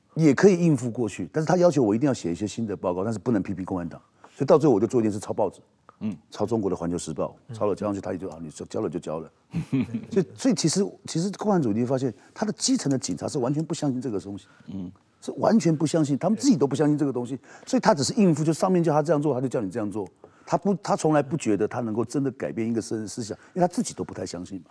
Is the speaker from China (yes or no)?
no; Taiwan; 我们台湾的民主